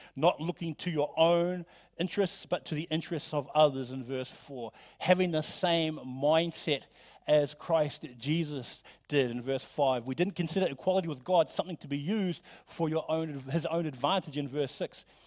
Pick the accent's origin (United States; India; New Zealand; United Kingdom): New Zealand; moved away; I'm from New Zealand